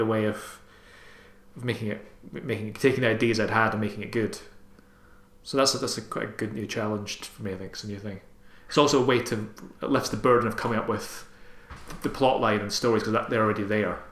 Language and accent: English; Armadale, Scotland, United Kingdom; I'm from Armadale, which is a couple of towns down from Airdrie